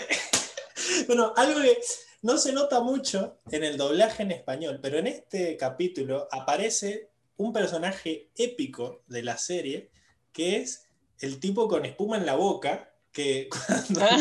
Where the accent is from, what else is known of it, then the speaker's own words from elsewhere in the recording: Mendoza, Argentina; somos muy mendocinos